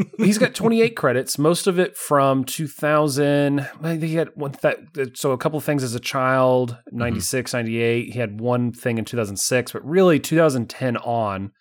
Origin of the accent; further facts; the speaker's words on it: United States; I'm an American.